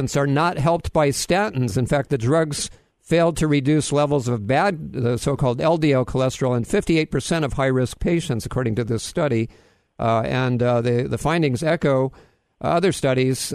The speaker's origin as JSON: {"language": "English", "region": "Hawaii", "country": "United States", "tie": "born or raised there", "said": "I grew up in Hawaii"}